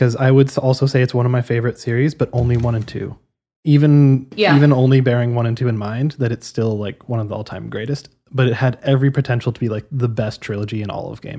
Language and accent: English; Alberta, Canada; I grew up in Alberta